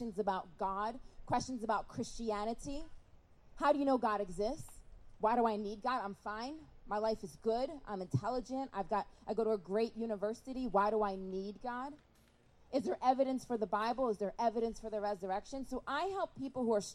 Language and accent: English; Rochester, New York, United States; I'm from Rochester, New York